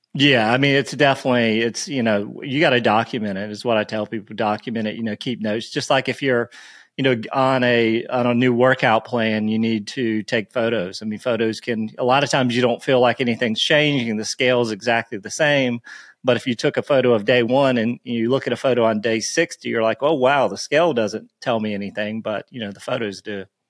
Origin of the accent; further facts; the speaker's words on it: Myrtle Beach, South Carolina, United States; I grew up, so I grew up in Myrtle Beach